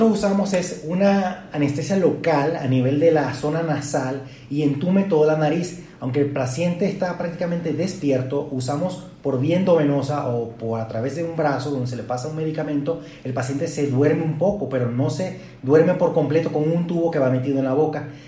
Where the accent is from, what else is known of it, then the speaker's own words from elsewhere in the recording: Venezuela; now in Guadalajara, Mexico; aunque soy venezolano, vivo en la ciudad de Guadalajara o radico acá desde hace cinco años